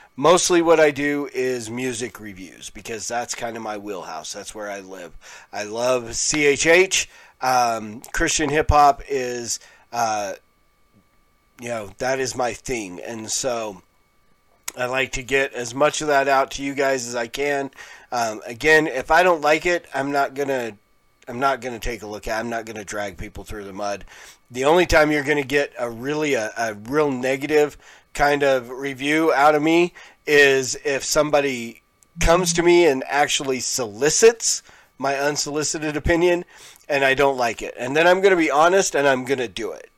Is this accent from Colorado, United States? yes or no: yes; Pueblo, Colorado, United States; I grew up in Pueblo, Colorado